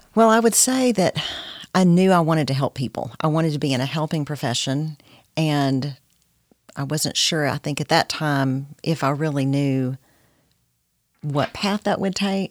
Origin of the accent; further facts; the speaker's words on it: Corsicana, Texas, United States; moved away as an adult; now in Nacogdoches, United States; I grew up in Corsicana, Texas.